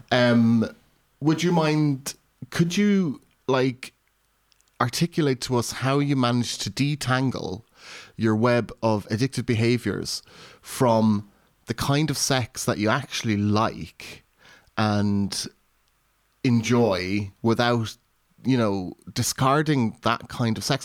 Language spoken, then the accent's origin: English; Ireland; now in United Kingdom; being raised Irish Catholic in rural Ireland and then coming to the U K